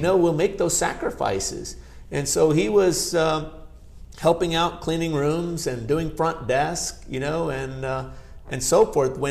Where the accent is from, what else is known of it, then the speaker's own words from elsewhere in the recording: Chattanooga, Tennessee, United States; first language Gujarati; English is a second language; also born or lived in Bardoli, Gujarat, India / California; there was an opportunity to build, develop, manage a hotel in Chattanooga, Tennessee, my hometown area